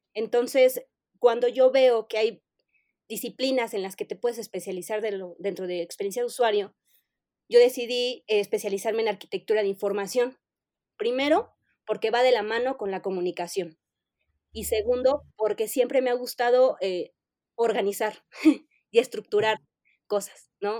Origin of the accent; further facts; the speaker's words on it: Mexico City, Mexico; soy de la Ciudad de México. Siempre eh, he vivido en la Ciudad de México